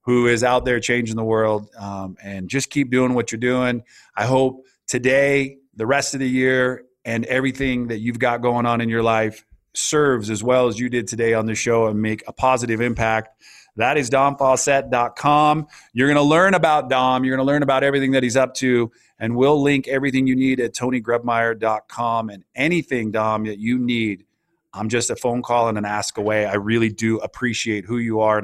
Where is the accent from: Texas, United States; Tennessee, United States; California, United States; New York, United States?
California, United States; Santa Cruz; I grew up in Santa Cruz, California